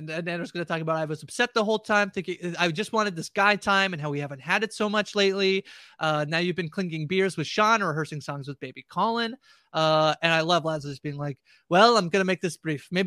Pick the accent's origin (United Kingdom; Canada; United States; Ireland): Canada; I'm Canadian.